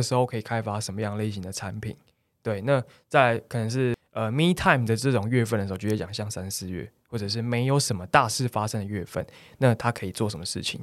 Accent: Taiwan; 我们台湾的旅客

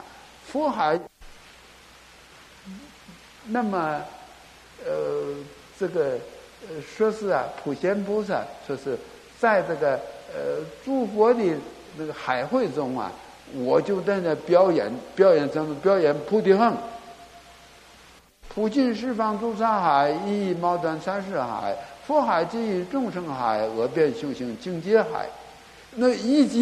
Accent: Northeast China, China; now in Taiwan; 我今生身为中国人呐，啊，那么呃。从东北到华北，华北到华中、华南，一直来到台湾哈，很觉得不幸啊，颠沛流离呀。

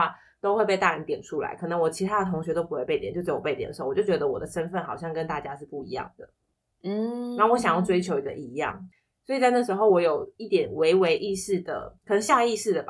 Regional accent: Taipei, Taiwan; 因为我们家从小就住在台北，

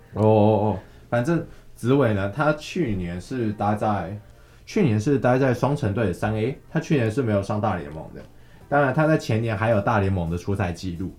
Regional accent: Kaohsiung, Taiwan; 身为高雄人，我是挺啊，我蛮挺的，我个人很希，很，很希望高雄是有支球队的

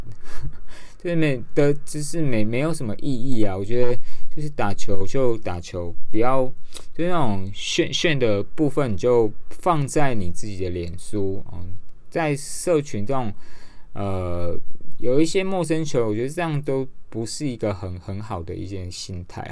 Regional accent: Yilan, Yilan County, Taiwan; 我来自宜兰，宜兰市

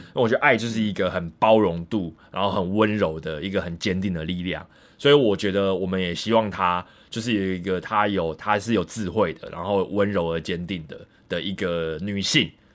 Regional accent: Taipei, Taiwan; moved away as an adult; 然后我的话就是纯正的，就是死天龙人，台北人家庭。我在台北就是出生，然后长大大概二，二十多年，三十年，我到三十岁左右我才搬离台北市

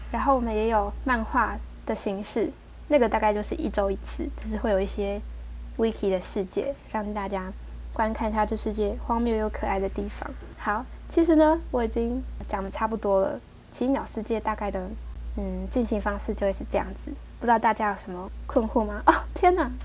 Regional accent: Taiwan; accent: Taiwanese Mandarin; 我讲话有台湾国语

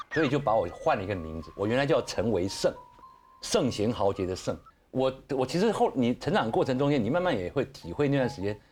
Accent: Taiwan; 那你知道我们台湾人嘛，很容易接触接接触到呃 宗教 神鬼宗教这种东东西。

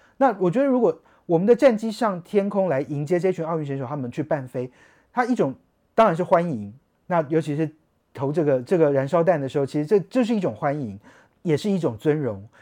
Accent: Taiwan; 我们台湾人

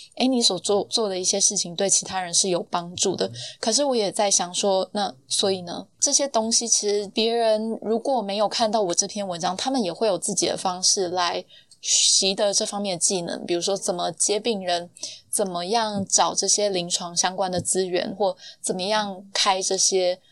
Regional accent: Taipei, Taiwan; 我是台北人，那北医女毕业

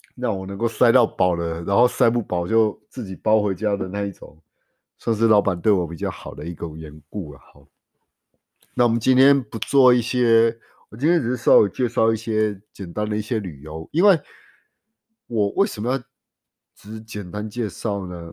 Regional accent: Taiwan; 我们台湾人

